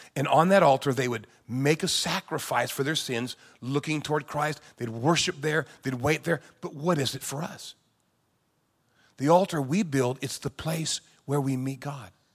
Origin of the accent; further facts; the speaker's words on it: San Diego, California, United States; I grew up in California, in San Diego